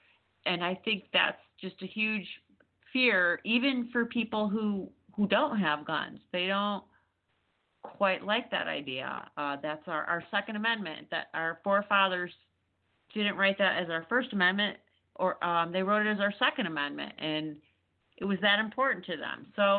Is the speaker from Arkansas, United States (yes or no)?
no; Texas, United States; I'm from Texas, so he, he makes the news a lot.